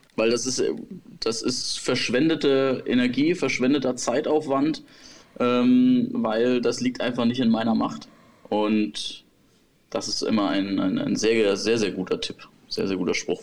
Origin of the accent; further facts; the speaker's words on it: Germany; bei uns in Deutschland